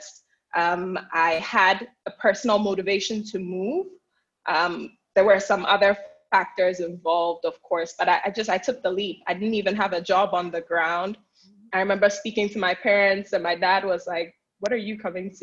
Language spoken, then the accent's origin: English; Ghana; moved away as an adult; also born or lived in United States; I'm originally from Ghana, and I moved back to Ghana in 2014 after being in the US for roughly 7 years.